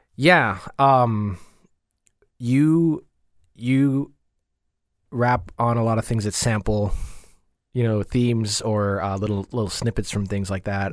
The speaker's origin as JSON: {"language": "English", "town": "Coral Springs", "region": "Florida", "country": "United States", "tie": "born or raised there", "also_born_or_lived": "Jamaica", "said": "I grew up in Coral Springs."}